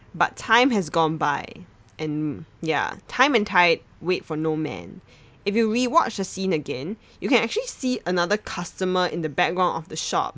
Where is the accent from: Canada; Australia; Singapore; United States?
Singapore; Growing up in Singapore, Hong Kong action films are a staple in Chinese households